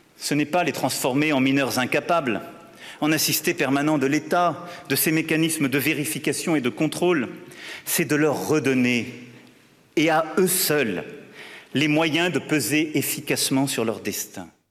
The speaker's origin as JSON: {"language": "French", "region": "Bourgogne-Franche-Comté", "country": "France", "accent": "Franche-Comté", "said": "Je viens de Franche-Comté, ça s'entend à mon accent, je pense"}